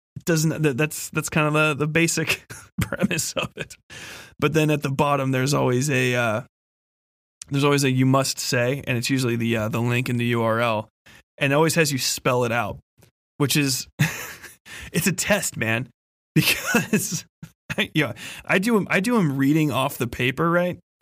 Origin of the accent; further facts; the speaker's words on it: Midwest, United States; I'm from the fucking Midwest